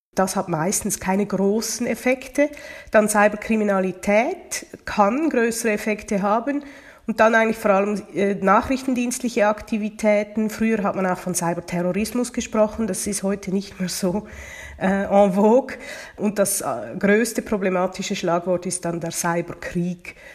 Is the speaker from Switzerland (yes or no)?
yes; Switzerland; Bei uns in der Schweiz